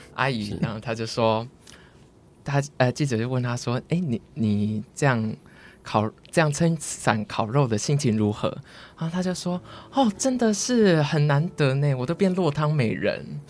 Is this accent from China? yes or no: no; Kaohsiung, Taiwan; 我是高雄人